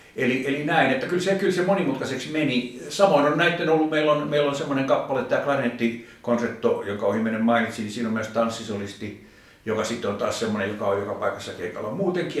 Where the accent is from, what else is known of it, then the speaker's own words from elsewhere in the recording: Finland; rakas isänmaani